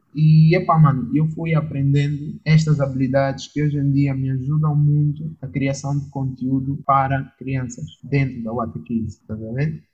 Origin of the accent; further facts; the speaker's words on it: Angola; sou angolano